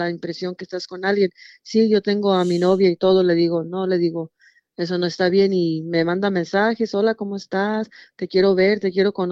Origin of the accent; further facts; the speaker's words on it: Mexico; pero pues soy mexicana, mis papás son de Morelia, Michoacán